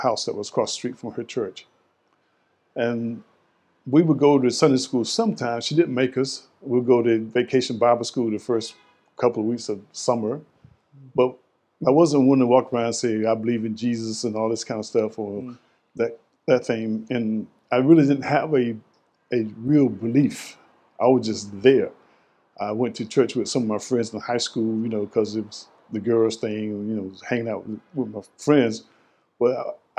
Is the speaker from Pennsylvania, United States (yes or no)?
no; Goldsboro, North Carolina, United States; also born or lived in Durham, North Carolina; my hometown of Goldsboro, North Carolina